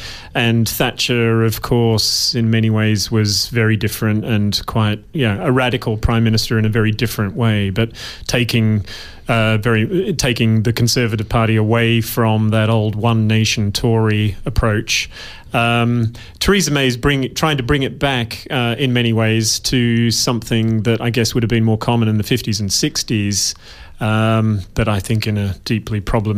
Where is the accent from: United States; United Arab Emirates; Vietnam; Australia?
Australia; Western Australia; moved away as an adult; now in United Kingdom; No, I'm Australian, born and bred, deep in my genes.